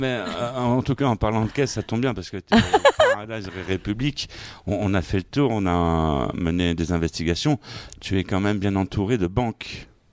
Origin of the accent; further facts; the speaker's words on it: Vitry-sur-Seine, Île-de-France, France; c'est quand même ma ville natale